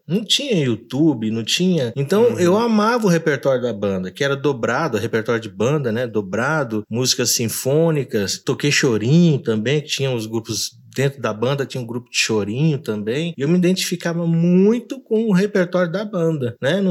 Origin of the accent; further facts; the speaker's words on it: São Paulo, Brazil; moved away as an adult; also born or lived in Diadema / England; Sou natural de São Paulo. Comecei os estudos de música aos sete anos de idade em Diadema